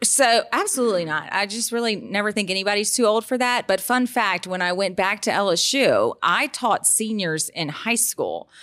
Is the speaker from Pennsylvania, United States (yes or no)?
no; Baton Rouge, Louisiana, United States; I've been born and raised in Baton Rouge